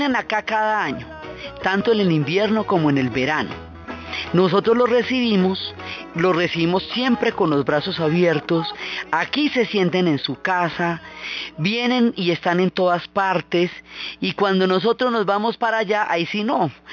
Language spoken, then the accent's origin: Spanish; Colombia; todas las múltiples comunidades que han conformado una riqueza cultural que a nosotros todos nos identifica como colombianos